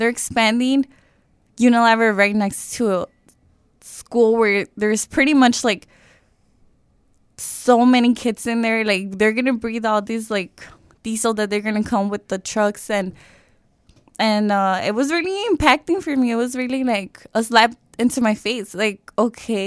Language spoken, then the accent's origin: English; Chicago, Illinois, United States; also born or lived in Mexico; I grew up in Little Village since I was 6 years old, and this neighborhood has been my home ever since